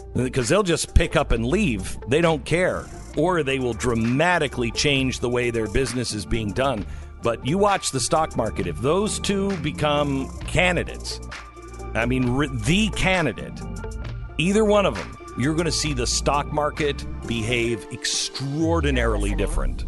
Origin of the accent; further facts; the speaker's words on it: Seattle, Washington, United States; moved away; it's my hometown-ish